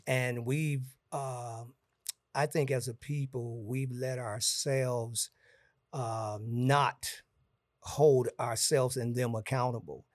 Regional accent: Gary, Indiana, United States; also born or lived in Florida; I'm from Gary, Indiana

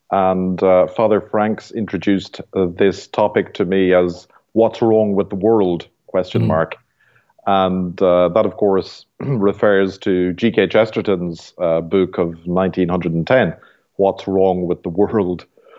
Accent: Ireland; moved away as an adult; now in Canada; And I'm from Ireland originally, and I have spent 6 years in the apostolate in Europe, then 7 years in Canada so far.

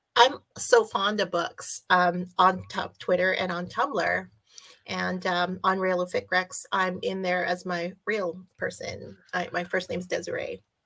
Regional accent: Canada; I'm Canadian

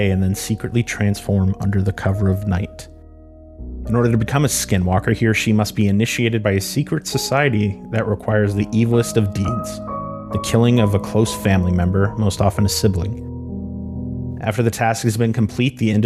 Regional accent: Arizona, United States; growing up in Arizona, in the Southwest

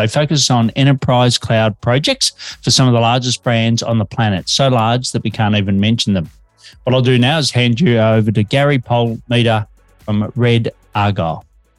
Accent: Australia; now in Melbourne, Australia

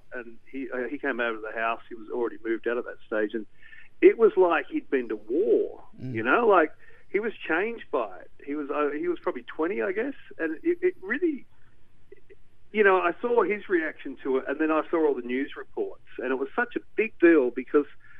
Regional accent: Newcastle, New South Wales, Australia; moved away; I grew up in Newcastle

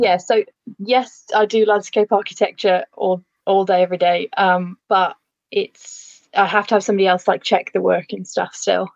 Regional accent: Lancashire, North West England, United Kingdom; moved away as an adult; now in Shropshire, United Kingdom; I grew up in Lancashire, but my family no longer live there

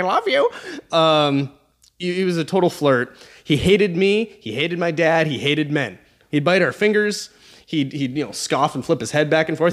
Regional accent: Alaska, United States; I'm from Alaska

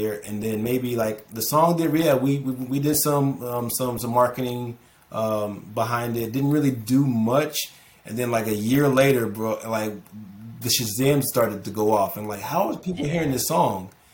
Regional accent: Orlando, Florida, United States; I'm from Orlando

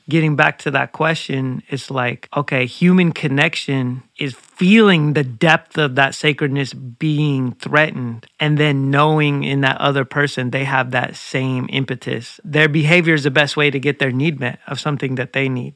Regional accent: Zigzag, Oregon, United States; I grew up right outside Portland, zigzag

